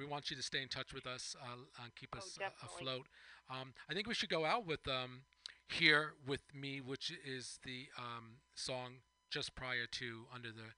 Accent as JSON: {"language": "English", "area": "Long Island", "region": "New York", "country": "United States", "said": "I'm from Long Island."}